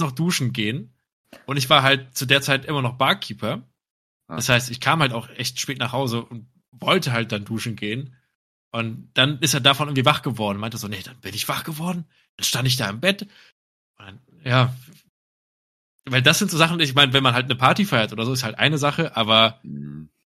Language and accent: German; Cologne, North Rhine-Westphalia, Germany; jetzt aus als Kölner selber